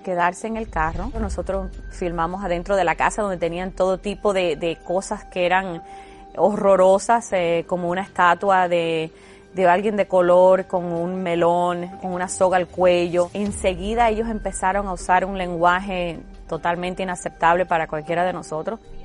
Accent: Cuba; yo que soy cubana

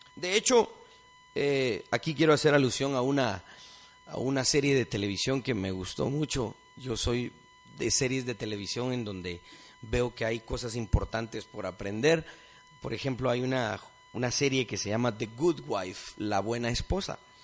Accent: Guatemala; somos un país multilingüe, multiétnico, dentro de estas fronteras todos somos guatemaltecos

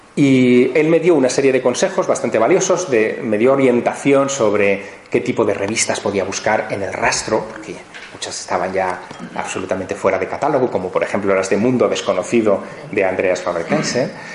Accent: Teruel, Aragon, Spain; moved away; mi ciudad natal, Teruel

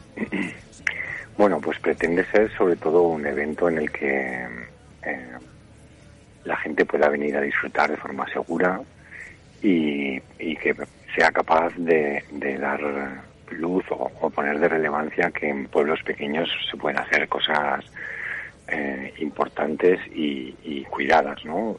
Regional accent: Aragon, Spain; el 100% de la organización somos de aquí, más del 50% de los trabajadores somos de Mozota

